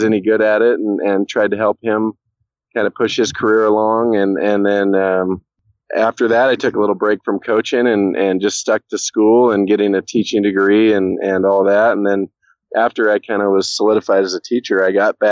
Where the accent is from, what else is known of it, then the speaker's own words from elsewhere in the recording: Corvallis, Oregon, United States; I'm kind of born and raised in the Corvallis / Philomath, Oregon area